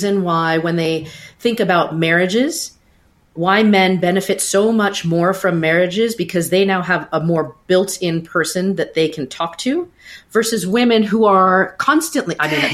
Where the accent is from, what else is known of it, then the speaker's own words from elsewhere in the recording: United States; being born and raised in the States